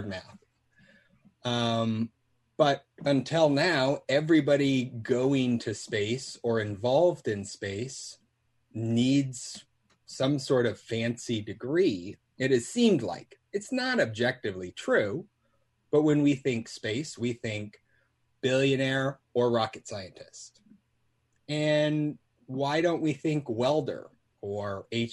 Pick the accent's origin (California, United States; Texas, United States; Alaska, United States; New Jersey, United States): Alaska, United States; I grew up in Alaska